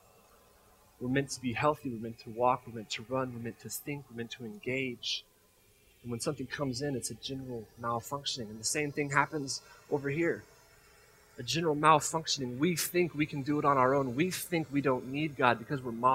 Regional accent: Colorado, United States; I grew up in Colorado

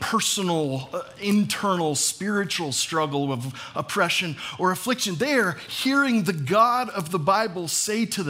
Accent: United States; as American evangelical Christians

